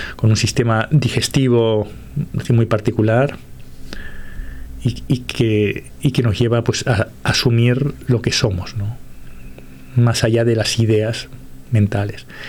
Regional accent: Uruguay; moved away; yo como soy de origen uruguayo

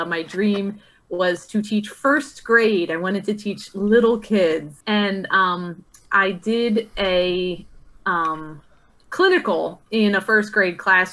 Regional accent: Stow Creek, New Jersey, United States; now in Hopewell Township, United States; I grew up in Stowe Creek

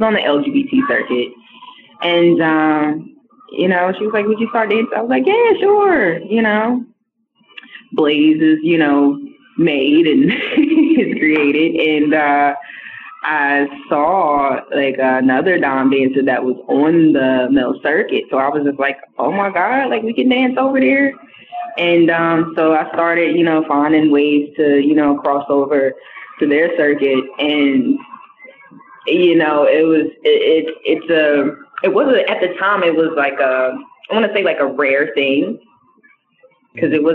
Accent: the South, United States; I'm from the South, so it is kind of different for me

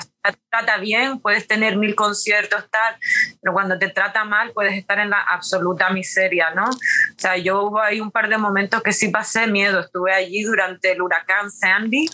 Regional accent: Canary Islands, Spain; born or raised there; moved away as an adult; also born or lived in Sweden / New York

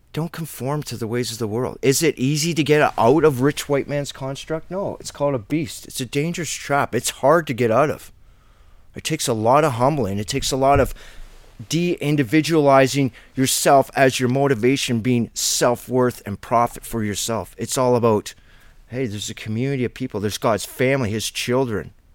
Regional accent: Ontario, Canada; being a Canadian

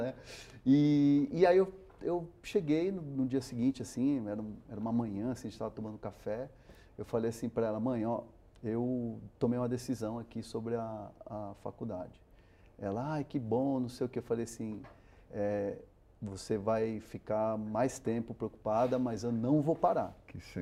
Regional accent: São Paulo, Brazil; first language Spanish; Portuguese is a second language; eu sou brasileiro também por acidente, porque eu nasci, eu, a, primeira, a primeira língua que eu aprendi em casa foi o castelhano

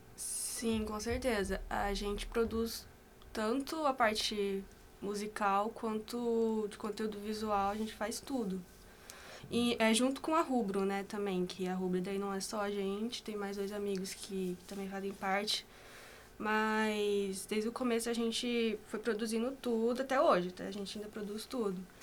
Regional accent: Assaí, Paraná, Brazil; also born or lived in Londrina; sou de Açaí, que é aqui perto, região metropolitana

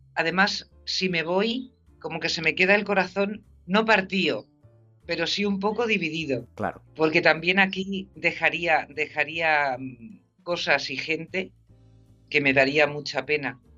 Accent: Spain; accent: Spanish from Spain; moved away as an adult; also born or lived in Madrid; now in California, United States; mi español de España, mi acento español.

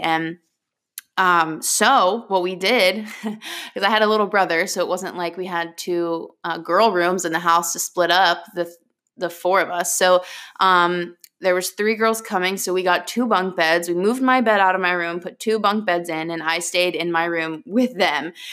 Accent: Largo, Florida, United States; I grew up in Florida, Largo, Florida

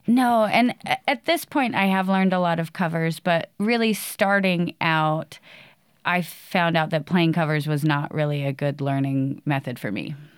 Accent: Boise, Idaho, United States; I grew up here. I moved here when I was a little kid

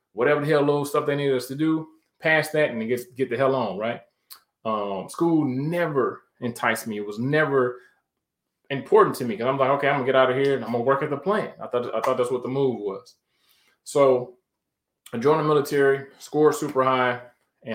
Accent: Detroit, Michigan, United States; moved away; from Detroit, Michigan, born and raised.

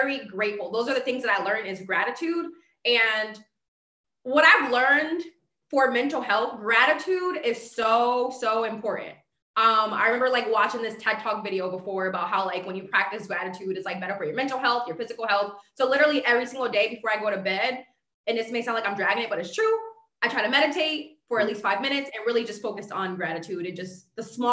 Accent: Bridgeport, Connecticut, United States; Growing up in Bridgeport

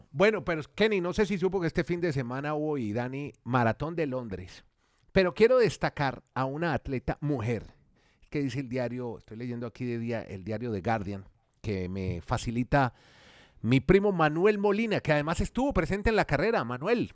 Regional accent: Colombia; lo hacemos colombianos

